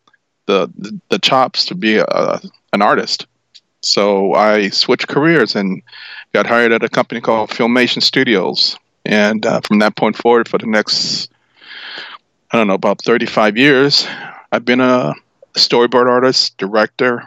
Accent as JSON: {"language": "English", "town": "Los Angeles", "region": "California", "country": "United States", "tie": "born or raised there", "said": "I grew up here in Los Angeles. They call it South Central, but it was Los Angeles when I grew up"}